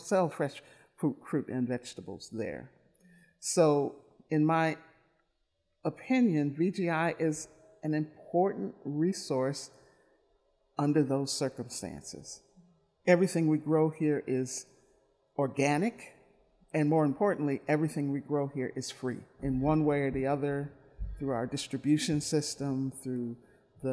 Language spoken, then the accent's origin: English; Milwaukee, Wisconsin, United States; I grew up in Milwaukee, born and raised